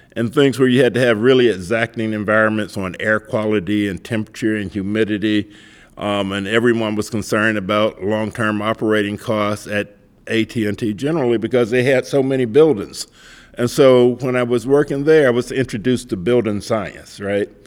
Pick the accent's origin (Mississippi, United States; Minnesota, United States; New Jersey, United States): Mississippi, United States; I grew up in Mississippi